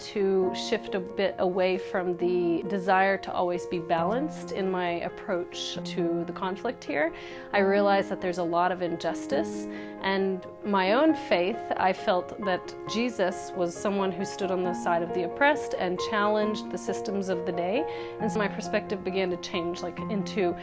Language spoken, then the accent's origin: English; North Carolina, United States; moved away as an adult; now in Jerusalem; I came from North Carolina. I grew up in a family that was Christian